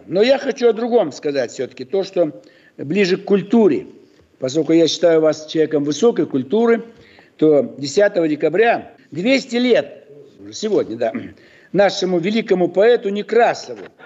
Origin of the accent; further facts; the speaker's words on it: Almaty, Kazakhstan; я родился в Алмате, далеко-далеко от Питера